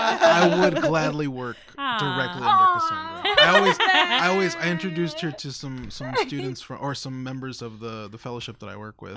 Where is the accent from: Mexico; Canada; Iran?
Mexico; born there; I take the fact that I was born in Mexico, the fact that I struggle with identity, the fact that goes home with me.